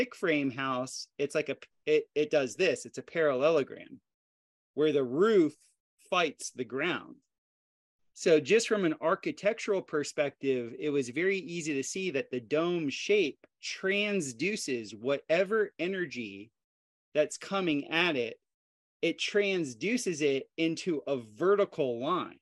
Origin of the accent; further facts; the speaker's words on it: South Florida, United States; moved away as an adult; also born or lived in Costa Rica; I grew up in South Florida where there's lots of hurricanes and my dad was a builder